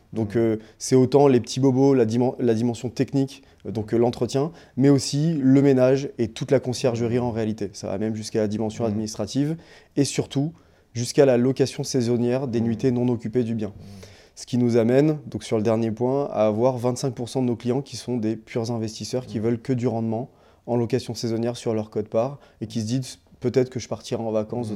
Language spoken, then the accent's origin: French; Réunion; moved away; je suis né, j'ai grandi à La Réunion